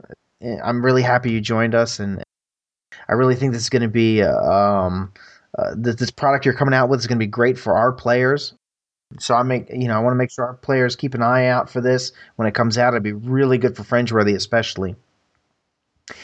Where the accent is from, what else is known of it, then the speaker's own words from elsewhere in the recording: Baltimore, Maryland, United States; I'm from Baltimore